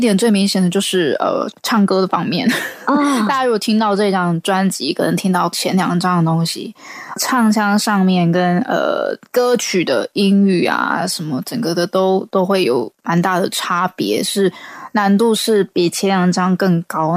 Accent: Taiwan; 来自台湾的创作歌手

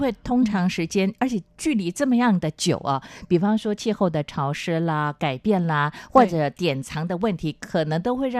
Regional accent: Chiayi, Taiwan; moved away; 我老家在嘉义

